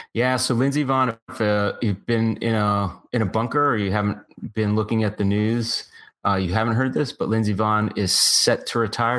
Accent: United States; I felt so proud as an American

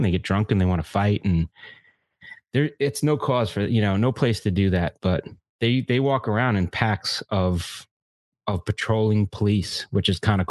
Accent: United States; as an American

